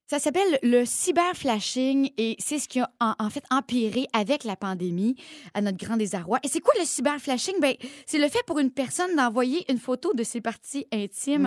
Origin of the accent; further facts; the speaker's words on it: Drummondville, Quebec, Canada; accent: Drummondville; mon bon québécois et mon accent de Drummondville